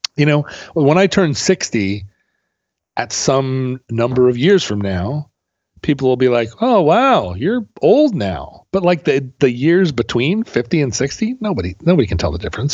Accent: Alaska, United States; growing up in Alaska

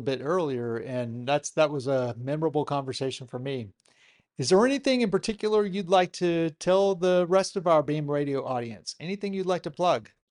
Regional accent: Chattanooga, Tennessee, United States; I'm from Chattanooga, Tennessee

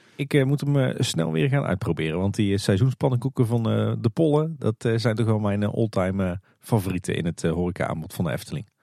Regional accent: Tilburg, North Brabant, Netherlands; De stad waar ik ben geboren en getogen

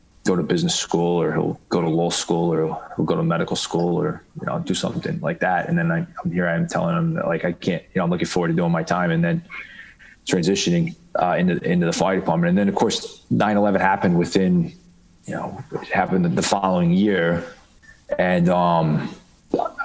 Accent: Baltimore, Maryland, United States; moved away as an adult; also born or lived in Bronx, New York; now in New York City, United States; I grew up in Baltimore, or, you know, in kind of like the suburbs

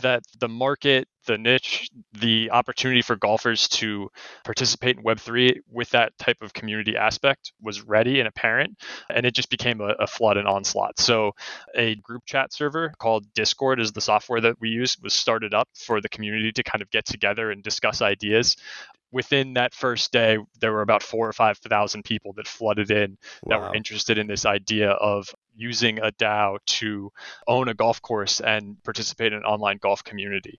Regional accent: Southern Oregon, United States; I grew up in Southern Oregon

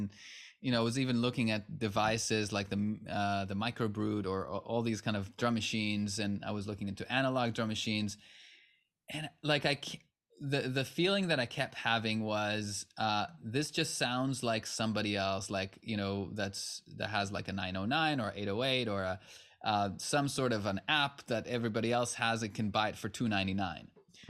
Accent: Israel; English is a second language; now in United States; I'm originally from Israel, and I had some modest success there when I was still very much a teenager. And had an opportunity to come to the U.S. as a musician

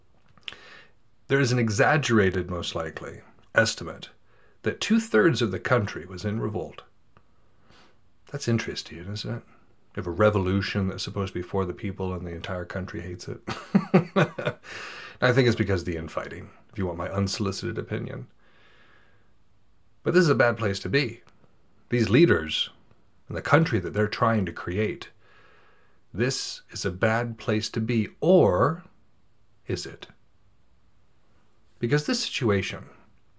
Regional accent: United States; As an American

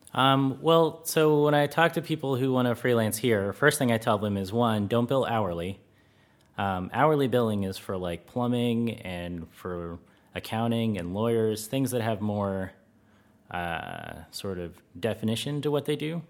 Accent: United States; moved away as an adult; now in Netherlands; being an American

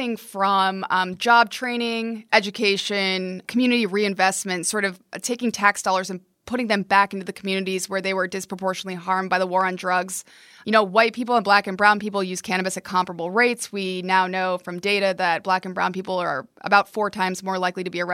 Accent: near Albany, New York, United States; I grew up near Albany

